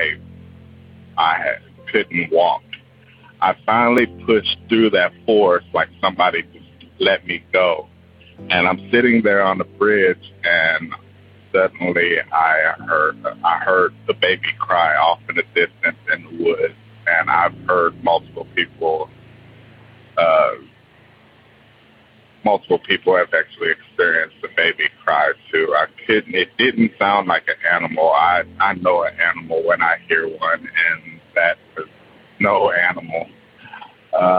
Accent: Wichita, Kansas, United States; I'm too from Wichita

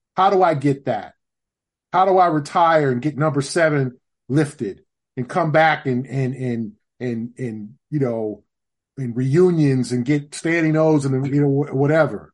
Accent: Los Angeles, California, United States; now in Boston, United States; born and raised in Los Angeles

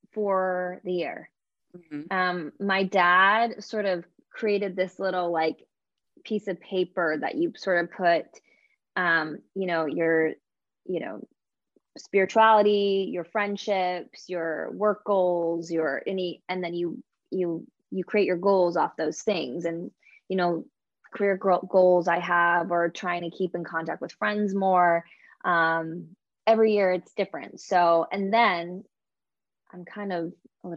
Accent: Canada; I'm Canadian.

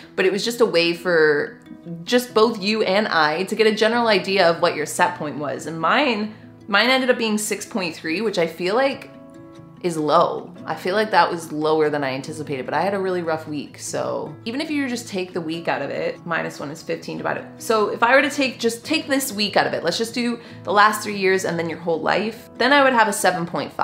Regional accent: Canada; I am just a Canadian gal

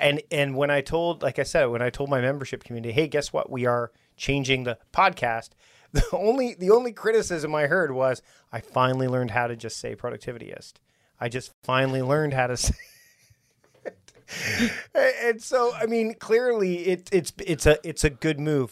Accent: Victoria, British Columbia, Canada; We're here in my town, my hometown of Victoria

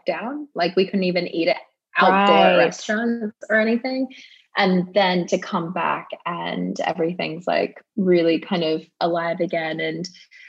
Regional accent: Australia; moved away as an adult; now in West Hollywood, United States; the longest amount of time I've spent in Australia since I left when I was 18

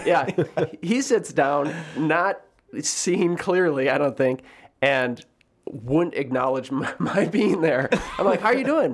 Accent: Sister Bay, Wisconsin, United States; now in Chicago, United States; growing up in Door County was, was incredible

